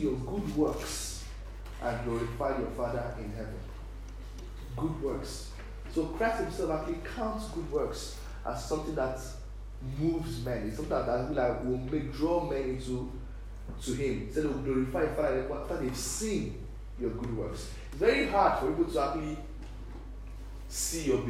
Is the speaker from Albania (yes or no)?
no; Nigeria; now in Ireland; we Nigerians, we live in Ireland here.